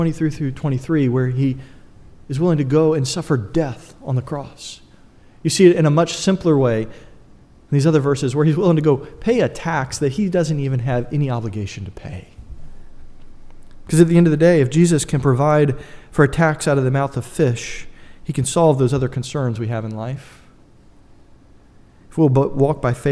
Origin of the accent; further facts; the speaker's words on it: United States; I'm an American.